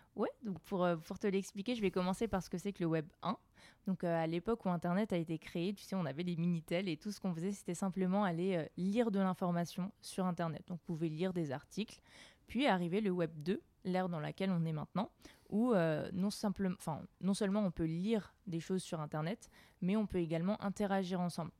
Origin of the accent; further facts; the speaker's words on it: Alsace, Grand Est, France; moved away as an adult; also born or lived in Lyon; jeune Alsacienne euh, qui a quitté sa ville pour aller étudier à Lyon.